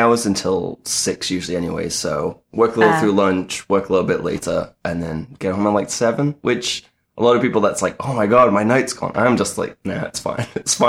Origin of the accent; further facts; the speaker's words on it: North West England, United Kingdom; Yeah, I went like Manchester, Bolton area. So I'm from I'm from the Northwest.